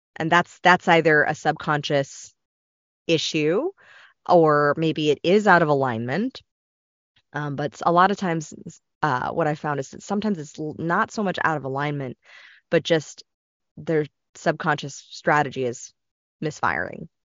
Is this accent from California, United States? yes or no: yes; Los Angeles, California, United States; growing up in Los Angeles